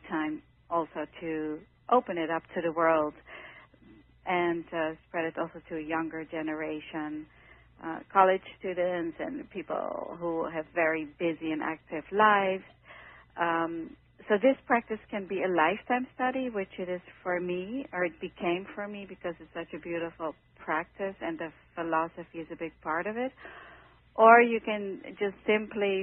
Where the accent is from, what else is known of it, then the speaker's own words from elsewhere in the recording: Netherlands; moved away as an adult; now in New York City, United States; I came from the Netherlands when I was 18 years old